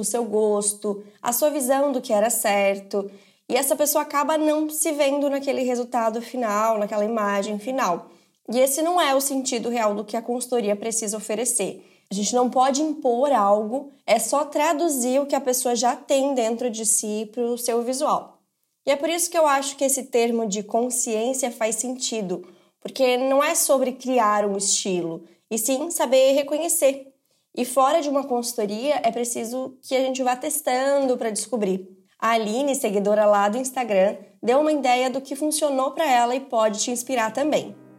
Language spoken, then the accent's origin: Portuguese; Belo Horizonte, Minas Gerais, Brazil; eu sou de Belo Horizonte, Minas Gerais